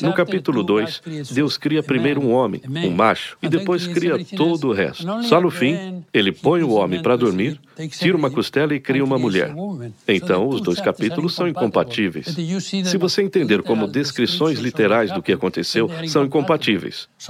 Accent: Spain; moved away as an adult; now in New York, United States; eu saí da Espanha, onde eu nasci

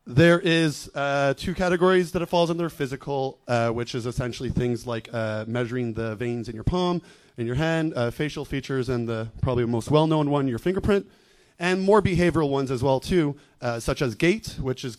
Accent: Montreal, Quebec, Canada; I'm from Montreal, Canada.

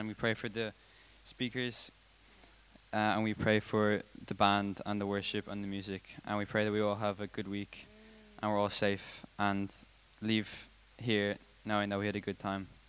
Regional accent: Dublin, Leinster, Ireland; Dublin. I'm from Dublin.

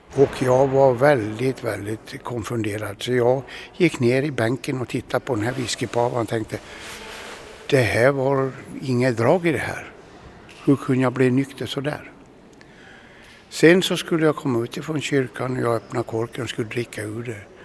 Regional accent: Dalarna County, Sweden; moved away as an adult; also born or lived in Katrineholm; Jag växte upp i Dalarna på 1956

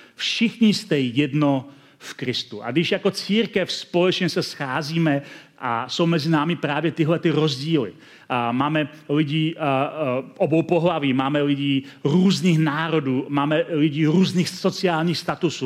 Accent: Czechia; also born or lived in Hradec Králové; My máme jako Češi v některé, své, některé svých částech své kultury temné stránky

